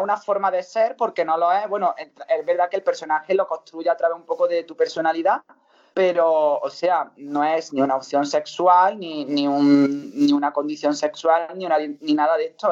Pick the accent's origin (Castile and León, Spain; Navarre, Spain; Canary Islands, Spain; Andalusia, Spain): Andalusia, Spain; Montilla; en mi pueblo, por ejemplo, que me quiere muchísimo en Montilla